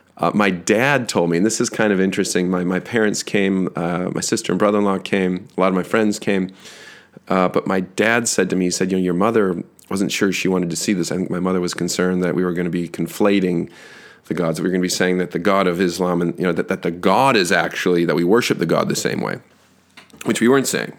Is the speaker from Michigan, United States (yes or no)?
yes; Grand Haven, Michigan, United States; also born or lived in Holland, Michigan; When we were in high school, I was from Grand Haven, which is just to the north of Holland, Michigan